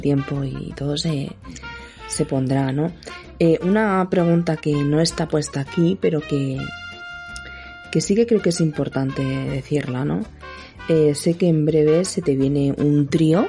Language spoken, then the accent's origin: Spanish; Andalusia, Spain; yo soy andaluza de pura cepa